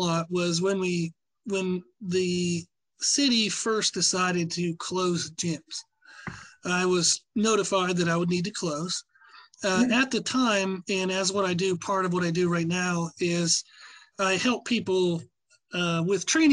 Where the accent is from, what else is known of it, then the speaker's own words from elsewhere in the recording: Pennsylvania, United States; moved away; But where I grew up in Pennsylvania was a really small town